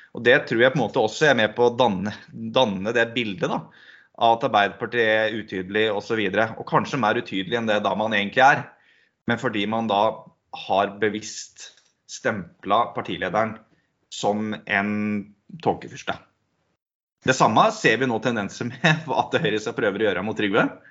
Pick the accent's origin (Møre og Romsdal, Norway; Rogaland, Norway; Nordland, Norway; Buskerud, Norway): Buskerud, Norway; Sigdal; Jeg vokste opp i Sigdal.